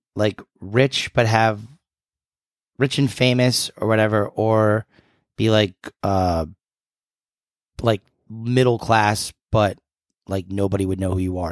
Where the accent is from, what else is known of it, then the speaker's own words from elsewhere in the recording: New England, United States; New Englander, born and bred.